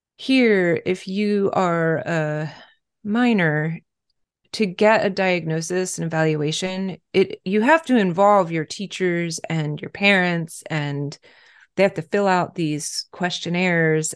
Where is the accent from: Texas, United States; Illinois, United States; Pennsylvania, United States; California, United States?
Pennsylvania, United States; moved away as an adult; now in Baltimore, United States; I'm originally from Pennsylvania and associate more with the Northeast that way